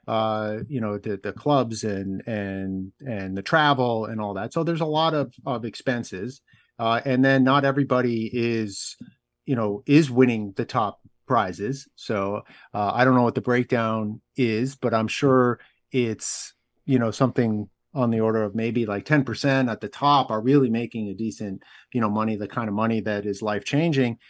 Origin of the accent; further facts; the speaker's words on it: outside Boston, Massachusetts, United States; I grew up outside Boston